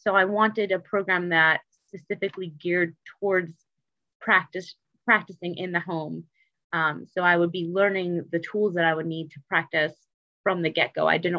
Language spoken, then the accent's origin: English; Detroit, Michigan, United States; also born or lived in Seattle / Chicago / Cincinnati; now in Baltimore, United States; So I'm originally from Detroit, Michigan, but I've kind of been all over. So I've lived in Seattle, Chicago, Cincinnati, and I'm now in Baltimore.